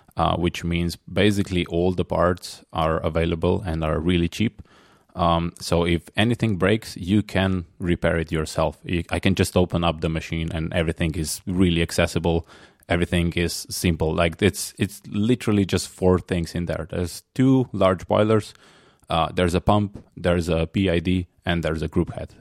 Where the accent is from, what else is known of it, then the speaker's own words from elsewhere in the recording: Slovenia; I'm from Slovenia, which is next to Italy